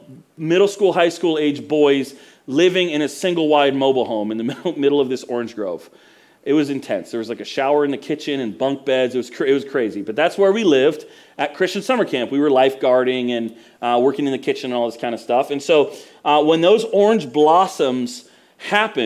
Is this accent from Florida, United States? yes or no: yes; Florida, United States; also born or lived in Mount Dora, Florida; I grew up in Florida where there's orange groves everywhere